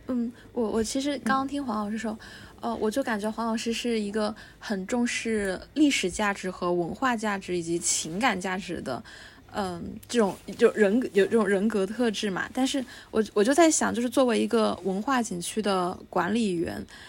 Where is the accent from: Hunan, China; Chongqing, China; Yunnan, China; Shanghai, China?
Chongqing, China; 因为我们两个都是土生土长的重庆本地人